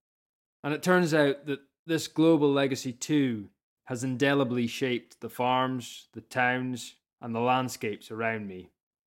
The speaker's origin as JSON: {"language": "English", "area": "Scottish Highlands", "region": "Scotland", "country": "United Kingdom", "tie": "born or raised there", "said": "I'm a farmer's son from the Scottish Highlands. I moved back to my family's farm"}